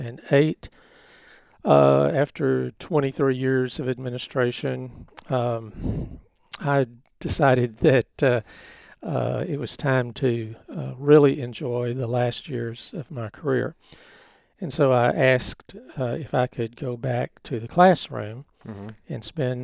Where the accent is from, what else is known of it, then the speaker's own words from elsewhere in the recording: Grand Saline, Texas, United States; Yes, yes. Uh-huh. And, you know, most of the folks my age that were born here in Van Zandt County were born in Grand Saline at that hospital. That was my original home out there.